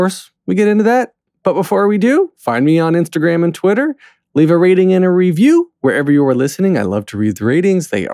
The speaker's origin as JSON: {"language": "English", "country": "United States", "lives_now": "New York, United States", "said": "as an American living in New York"}